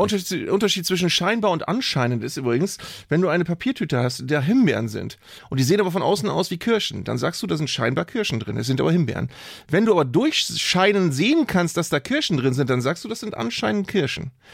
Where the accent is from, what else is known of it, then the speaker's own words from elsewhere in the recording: Northern Germany, Germany; als Norddeutscher